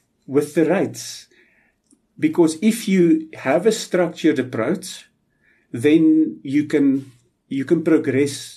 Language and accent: English; South Africa; a South African pyrometallurgist